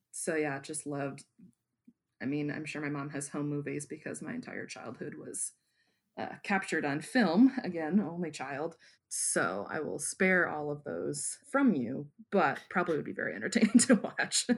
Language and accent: English; Wyoming, Michigan, United States; also born or lived in Grand Rapids, Michigan; my hometown